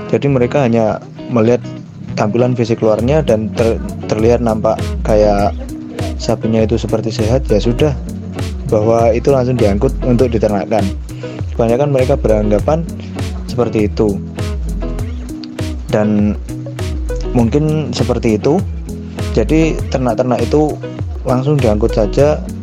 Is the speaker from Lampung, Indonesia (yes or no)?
no; Kediri, East Java, Indonesia; Di dalam daerah saya, khususnya di daerah Jawa Timur bagian Kediri lebih tepatnya